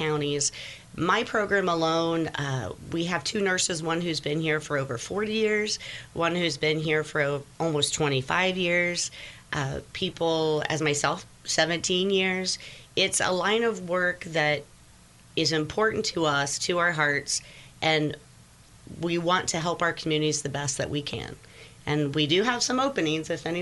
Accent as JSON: {"language": "English", "town": "Cedar Grove", "region": "Indiana", "country": "United States", "tie": "born or raised there", "said": "I born and raised in Cedar Grove, Indiana"}